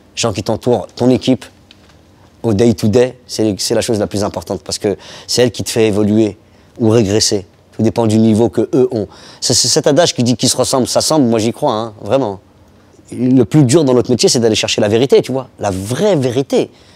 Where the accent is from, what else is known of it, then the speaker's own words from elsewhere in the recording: Paris, Île-de-France, France; je suis né à Barbès, dans une, euh, dans une cuisine presque